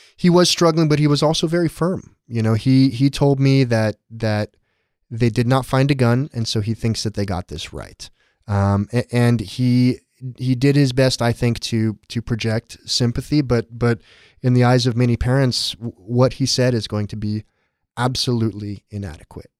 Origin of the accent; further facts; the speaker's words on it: San Diego, California, United States; I grew up in San Diego.